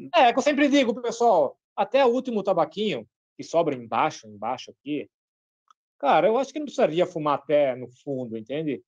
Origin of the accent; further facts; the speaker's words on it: Brazil; eu sou brasileiro